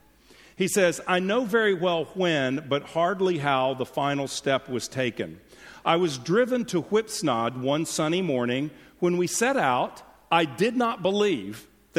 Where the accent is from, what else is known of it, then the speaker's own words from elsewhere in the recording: Houston, Texas, United States; moved away as an adult; also born or lived in California; now in Frisco, United States; I grew up in Houston, then lived a couple decades in California, and moved back